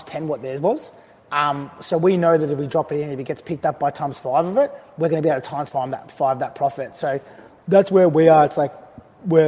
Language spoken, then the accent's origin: English; Australia; growing up in, as an Australian